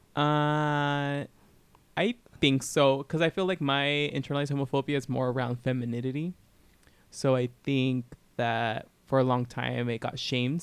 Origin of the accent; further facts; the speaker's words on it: Southern California, United States; I grew up in Southern California